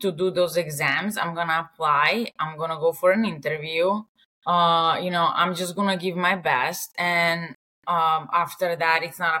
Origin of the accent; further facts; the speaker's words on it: Serbia; English is a second language; moved away as an adult; now in New York, United States; I was born and raised in Serbia